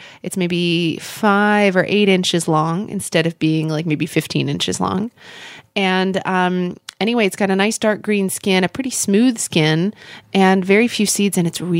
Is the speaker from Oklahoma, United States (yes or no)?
yes; Oklahoma City, Oklahoma, United States; moved away; Oklahoma City, Oklahoma, my hometown